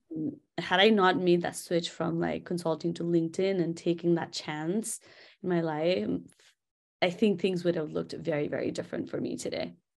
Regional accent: Kathmandu, Bagmati, Nepal; moved away; I'm from Kathmandu. in a place called Quilagal

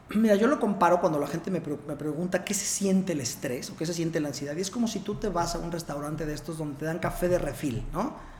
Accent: Puebla, Mexico; also born or lived in Mexico City / Barcelona; yo soy de Puebla, soy poblano, soy médico. Estudié en medicina en Puebla

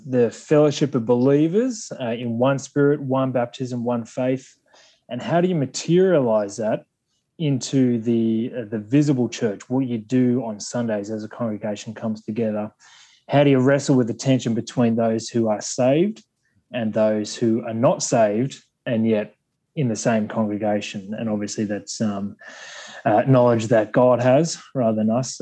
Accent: Sydney, New South Wales, Australia; accent: broad Australian; I'm an Aussie. I come from Sydney, uh, born and raised here in Sydney.

